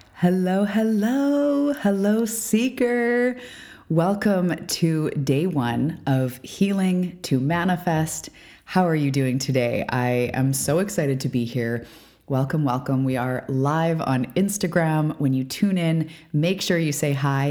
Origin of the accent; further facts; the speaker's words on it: Canada; I'm a Canadian.